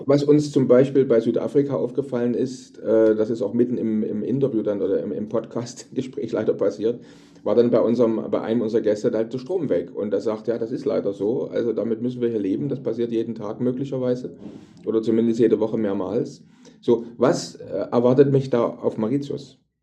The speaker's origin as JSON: {"language": "German", "country": "Germany", "moved": "as an adult", "said": "bei uns in Deutschland, ich wohne ja auch schon seit 14 Jahren nicht mehr in Deutschland, aber ich sage mal in Deutschland, in unserer früheren Heimat"}